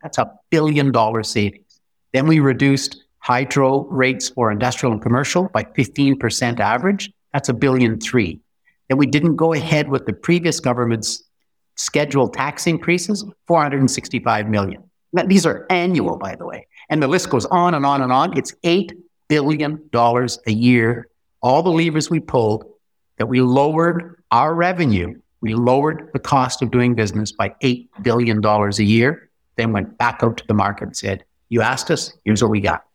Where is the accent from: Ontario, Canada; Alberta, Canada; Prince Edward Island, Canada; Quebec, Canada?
Ontario, Canada; North Bay; I'm from North Bay, so we have a Crown Agency that's been there for one hundred twenty years